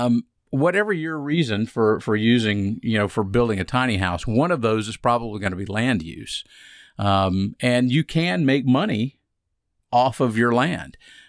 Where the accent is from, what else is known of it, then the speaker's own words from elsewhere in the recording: Atlanta, Georgia, United States; I grew up in Atlanta. I mean, I was in Atlanta.